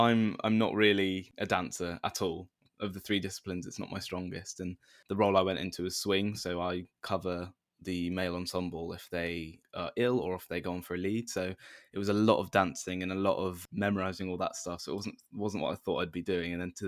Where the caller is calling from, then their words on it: London, United Kingdom; From the flat I'm in, southeast London. Yeah, just in my little room.